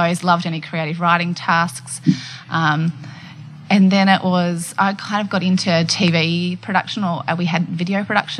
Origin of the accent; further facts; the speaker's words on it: Old Bar, New South Wales, Australia; I grew up in a little town called Old Bar, which is on the mid-north coast of New South Wales, about 4 hours north of Sydney.